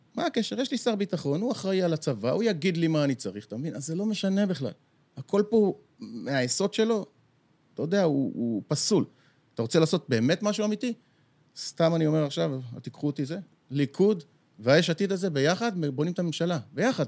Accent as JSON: {"language": "Hebrew", "town": "Bat Yam", "region": "Tel Aviv District", "country": "Israel", "tie": "born or raised there", "said": "גדלנו בבת ים"}